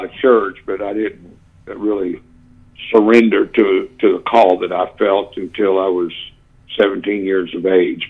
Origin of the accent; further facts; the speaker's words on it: Tulsa, Oklahoma, United States; I grew up in the First Apostolic Church in Tulsa, Oklahoma